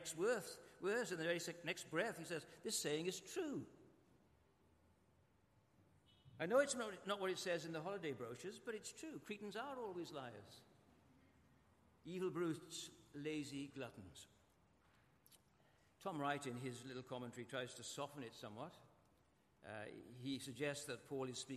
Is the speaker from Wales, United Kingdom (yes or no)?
yes; Welsh, Wales, United Kingdom; I'm Welsh